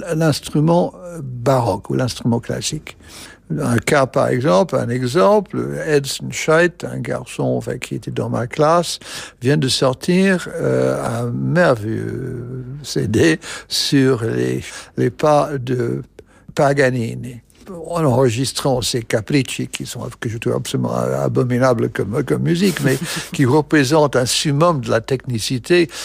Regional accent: United States; French is a second language; moved away; je suis américain

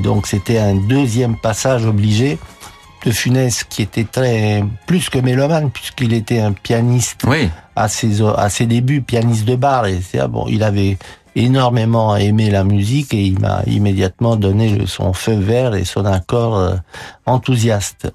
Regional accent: Romania; moved away as an adult; now in France; ma vie en Roumanie, était un martyr

